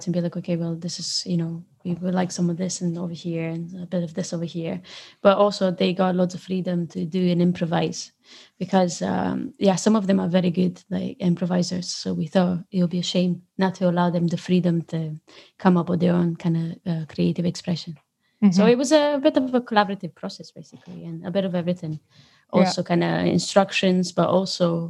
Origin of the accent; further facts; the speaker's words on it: Romania; moved away as an adult; now in Scotland, United Kingdom; I know I'm from Romania